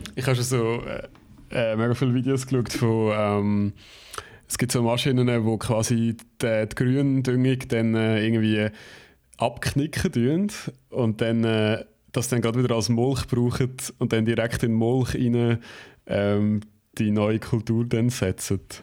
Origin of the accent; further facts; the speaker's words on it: Switzerland; bei uns in der Schweiz